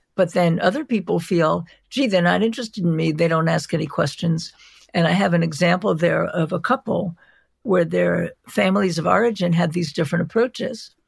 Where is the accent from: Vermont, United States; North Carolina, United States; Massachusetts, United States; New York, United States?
New York, United States; New York City; I am from New York. I'm from Brooklyn. I grew up in Brooklyn